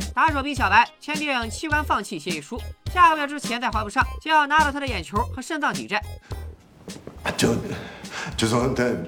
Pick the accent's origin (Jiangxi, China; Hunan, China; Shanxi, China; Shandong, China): Shandong, China; Qingdao; 当年我在青岛市城阳街道赛区横扫千军，未逢敌手，